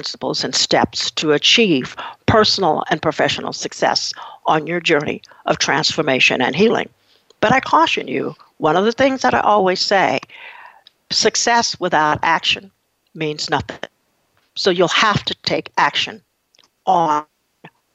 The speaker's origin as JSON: {"language": "English", "town": "Muskogee", "region": "Oklahoma", "country": "United States", "tie": "born or raised there", "said": "I grew up in Muskogee, Oklahoma"}